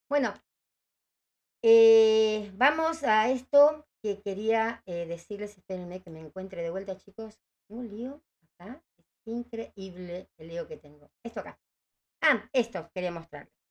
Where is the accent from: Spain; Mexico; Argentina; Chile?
Argentina; Quilmes, Buenos Aires Province; Pues Quilmes hay bastante gente, parece. Así que bueno, gracias. Somos de Quilmes.